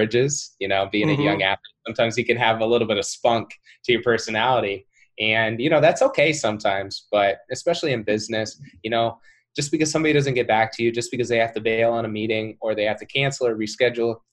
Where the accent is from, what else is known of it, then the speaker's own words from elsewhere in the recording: Cedar Rapids, Iowa, United States; I'm from Cedar Rapids, Iowa